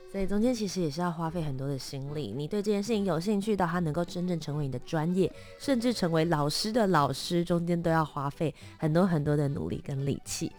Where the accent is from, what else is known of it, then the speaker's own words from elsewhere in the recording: Taipei, Taiwan; also born or lived in Kaohsiung; 我虽然是台北长大的，但我在，我其实是高雄人这样子对，也是嗯。都市长大嘛